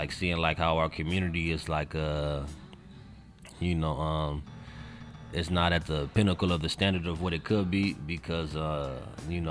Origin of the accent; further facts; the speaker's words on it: Inglewood, California, United States; I grew up in Inglewood. I grew up in the Avenues over there on like Century and Crenshaw around the area